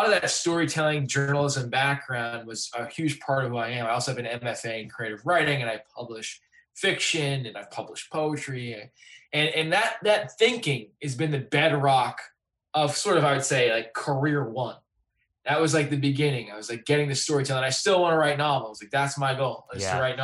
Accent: Clinton, Massachusetts, United States; moved away; also born or lived in Los Angeles; I'm from Clinton, Massachusetts, and I work now at Circa Interactive

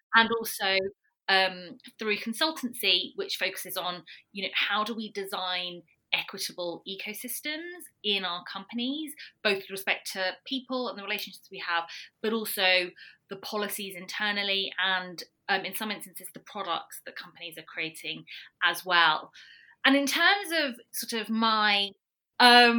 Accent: United Kingdom; also born or lived in Algeria (heritage); now in London, United Kingdom; I'm British Algerian based in London

